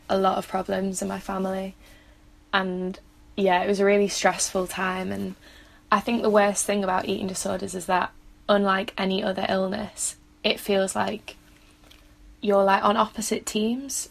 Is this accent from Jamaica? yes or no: no; Manchester, North West England, United Kingdom; moved away as an adult; now in St Andrews, United Kingdom; I'm from Manchester